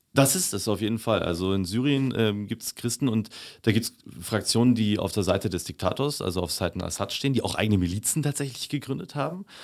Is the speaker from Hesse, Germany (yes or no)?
no; Upper Bavaria, Germany; Ich bin in, äh, in Bayern aufgewachsen, habe dort mein Abitur gemacht ähm, und in Oberbayern